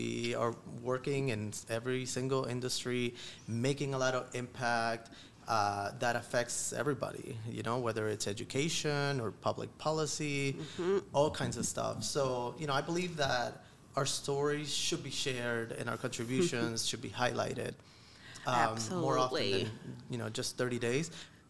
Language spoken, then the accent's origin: English; Florida, United States; now in Philadelphia, United States; I'm not from Philly. I actually grew up in Florida.